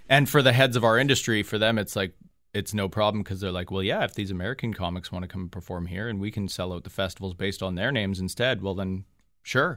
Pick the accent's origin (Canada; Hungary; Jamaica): Canada; now in Toronto, Canada; as a Canadian kid